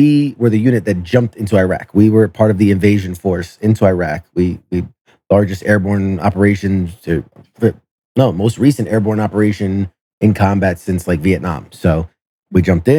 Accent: New York City, New York, United States; I'm originally from New York City, and I was a senior in high school when 9/11 happened

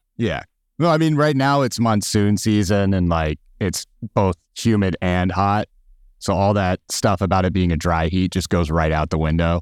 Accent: Phoenix, Arizona, United States; moved away; also born or lived in Tucson, Arizona; I'm originally from Phoenix, Arizona

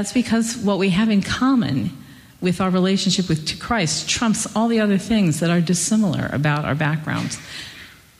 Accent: Pittsburgh, Pennsylvania, United States; moved away as an adult; now in New York City, United States; I'm from Pittsburgh

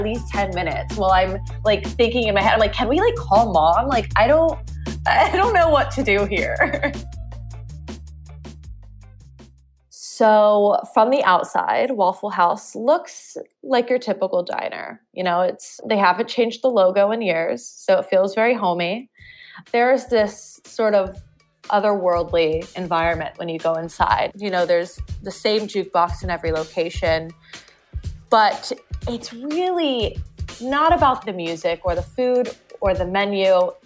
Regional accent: Winder, Georgia, United States; born or raised there

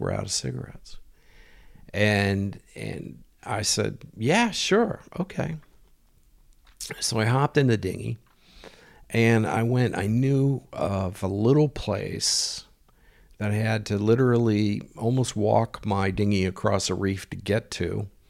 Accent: United States; moved away; being American

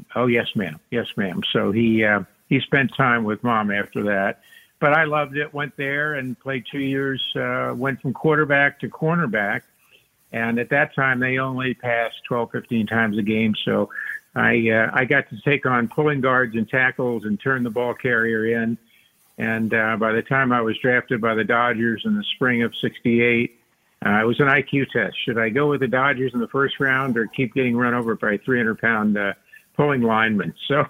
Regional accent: Tampa, Florida, United States; Well, I grew up in Tampa, Florida, and back then, your dad would testify to this. Everything was seasonal.

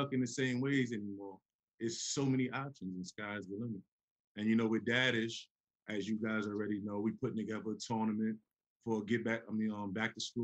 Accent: New York City, New York, United States; moved away; I'm from Harlem

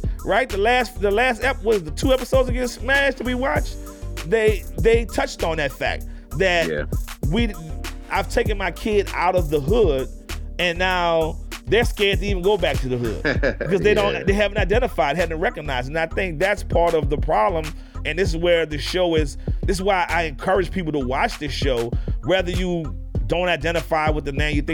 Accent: New Orleans, Louisiana, United States; now in Houston, United States; when I moved from New Orleans to Houston, I had never seen a Mexican a day in my life, ever. All I saw was Black and white growing up in New Orleans.

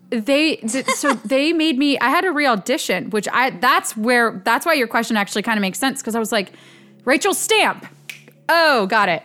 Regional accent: Ambler, Pennsylvania, United States; born or raised there

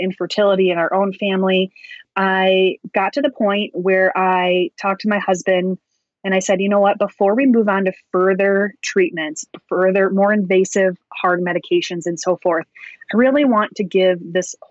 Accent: Wisconsin, United States; I grew up in Wisconsin, which is the dairy state, and dairy is huge here

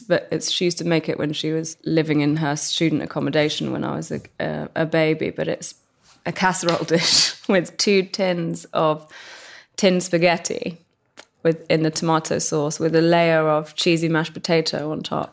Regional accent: London, United Kingdom; growing up in West London

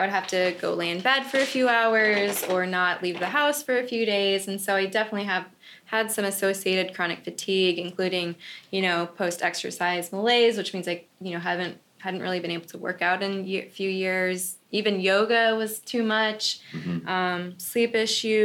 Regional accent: Minnesota, United States; accent: Midwest; moved away as an adult; also born or lived in Washington, D.C. / New York City / Upstate New York; now in Mexico; I grew up in Minnesota

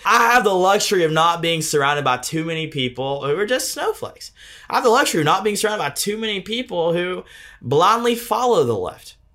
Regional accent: Deep South, United States; I was born and raised in the Deep South by Democrat grandparents

